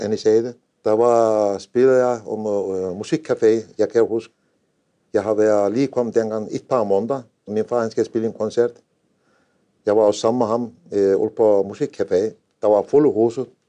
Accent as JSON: {"language": "Danish", "area": "Anatolia", "region": "a village 115 km from Konya", "country": "Turkey", "tie": "born or raised there", "second_language": "Danish", "moved": "as an adult", "lives_now": "Denmark", "said": "Jeg har født i en landsby. Det var 4-5.000 indbygger. Det er 115 øh, km fra Konya."}